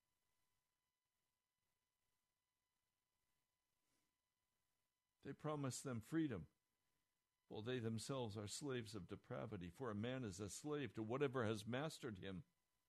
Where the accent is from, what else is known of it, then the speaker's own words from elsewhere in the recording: Denver, Colorado, United States; I was born in Denver, Colorado